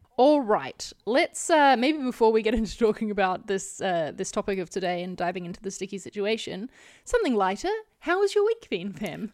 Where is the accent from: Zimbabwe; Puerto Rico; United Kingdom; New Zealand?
New Zealand; as a New Zealander